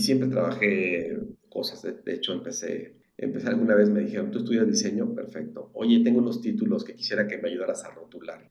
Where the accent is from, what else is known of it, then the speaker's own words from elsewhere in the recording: Querétaro, Mexico; also born or lived in Mexico City; Soy prácticamente queretano, nací en la Ciudad de México.